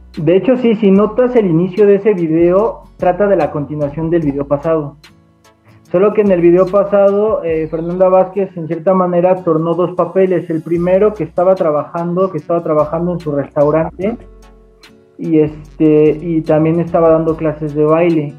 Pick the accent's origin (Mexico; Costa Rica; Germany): Mexico; Atotonilco el Alto, Jalisco; se grabó en Atotonilco el Alto, yo soy de, de allá